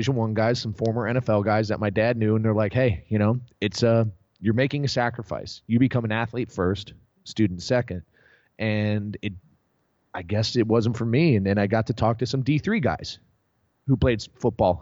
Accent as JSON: {"language": "English", "town": "Naperville", "region": "Illinois", "country": "United States", "tie": "born or raised there", "moved": "yes", "lives_now": "Austin, United States", "said": "born and raised in Naperville, Illinois"}